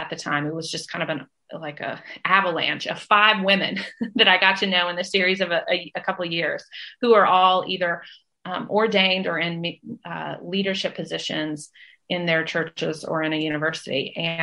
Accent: Nashville, Tennessee, United States; moved away as an adult; also born or lived in Washington, D.C.; now in Athens, Georgia, United States; I have grown up in the southern part of the United States. I was born in Nashville, Tennessee

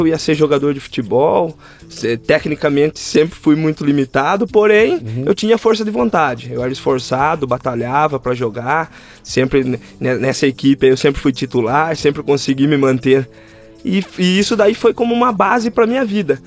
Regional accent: Rio das Pedras, São Paulo, Brazil; eu veio nascido e criado na cidade de Rio das Pedras

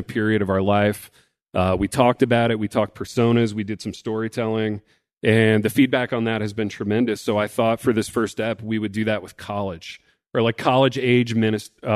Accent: Hartford City, Indiana, United States; I was graduating from Blackford County High School there in Empty Factory, Indiana, Hartford City

